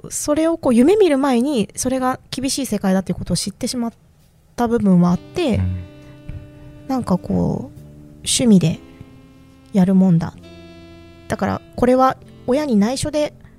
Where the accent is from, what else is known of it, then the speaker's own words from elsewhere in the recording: Fukuoka, Japan; moved away; もともともともと福岡出身だから